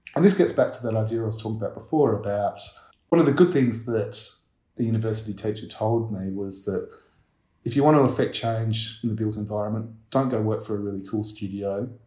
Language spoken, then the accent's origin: English; Perth, Western Australia, Australia; I was born in Perth.